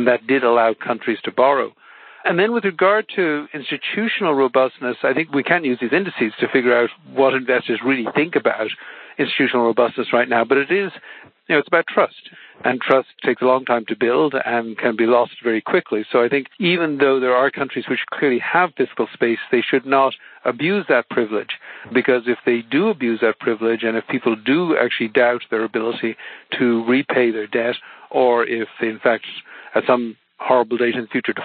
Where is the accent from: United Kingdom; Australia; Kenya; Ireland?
Ireland; growing up in Ireland, which is a small open economy